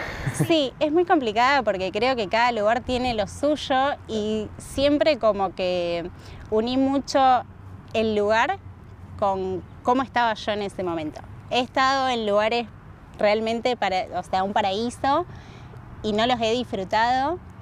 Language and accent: Spanish; Rosario, Santa Fe, Argentina; moved away as an adult; also born or lived in Salta, Argentina / Rimini, Italy / Barcelona, Spain / Germany; now in Australia; a los tres años llegué a Rosario, hice toda mi vida ya hasta los 24